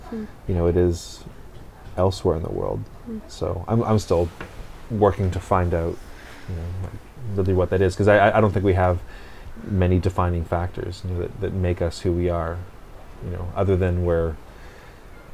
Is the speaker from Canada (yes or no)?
yes; West Coast Canada, Canada; as a Canadian, particularly a West Coast Canadian